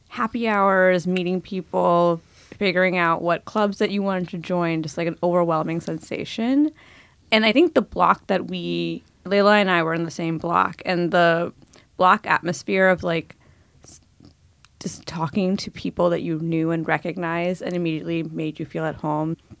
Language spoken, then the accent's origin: English; New Jersey, United States; also born or lived in India; I grew up in New Jersey, was born in India